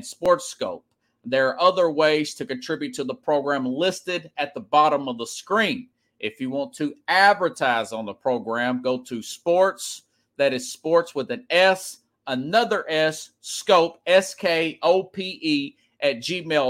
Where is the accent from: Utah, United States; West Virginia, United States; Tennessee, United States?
Tennessee, United States; Nashville; I grew up here in Nashville area and Nashville, Tennessee. I've lived in other areas, but primarily I've lived here in Nashville